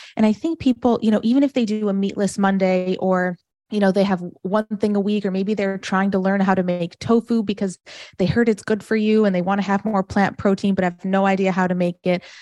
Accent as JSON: {"language": "English", "town": "Farmington", "region": "Michigan", "country": "United States", "tie": "born or raised there", "also_born_or_lived": "New Jersey", "moved": "yes", "lives_now": "Florida, United States", "said": "I grew up in a town called Farmington, Michigan."}